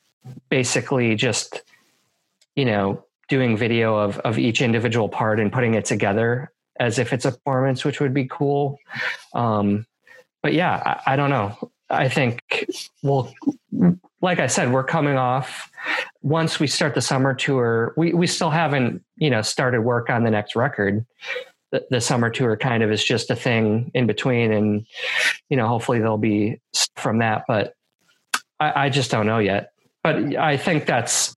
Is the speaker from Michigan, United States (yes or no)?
no; Milwaukee, Wisconsin, United States; now in Portland, United States; I'm from Milwaukee.